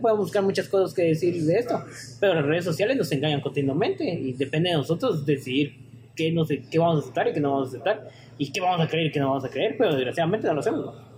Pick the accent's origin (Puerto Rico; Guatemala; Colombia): Guatemala; como guatemaltecos